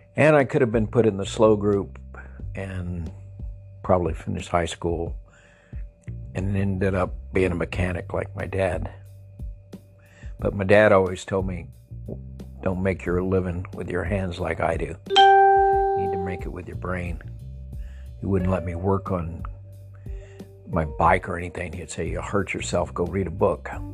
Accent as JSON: {"language": "English", "town": "El Paso", "region": "Texas", "country": "United States", "tie": "born or raised there", "moved": "yes", "said": "I grew up in El Paso, a house with 600 square feet, four people living there"}